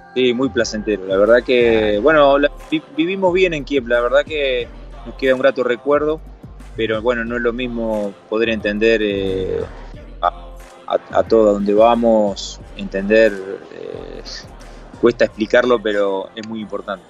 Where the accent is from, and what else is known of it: Argentina; moved away